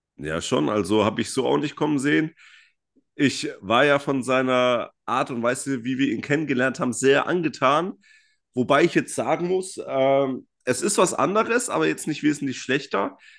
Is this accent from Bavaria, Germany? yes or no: yes; Franconia, Bavaria, Germany; aus dem schönen Frankenland